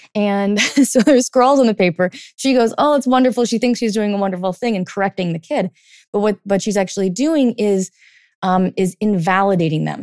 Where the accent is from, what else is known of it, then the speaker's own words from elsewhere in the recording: California, United States; now in East Coast, United States; I grew up in, like, California in the eighties